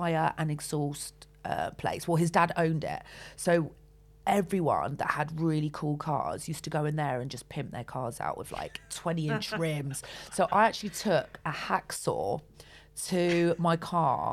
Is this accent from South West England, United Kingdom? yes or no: yes; Weston-super-Mare, South West England, United Kingdom; moved away; also born or lived in Yatton / Backwell; I grew up in Western Supermare